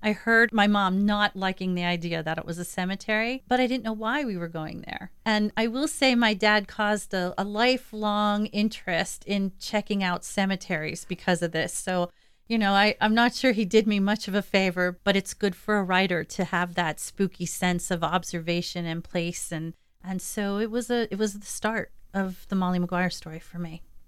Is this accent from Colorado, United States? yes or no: no; Delano, Pennsylvania, United States; I was born and raised in Schuylkill County. I like to say I grew up in Delano, which is a suburb of Monterey City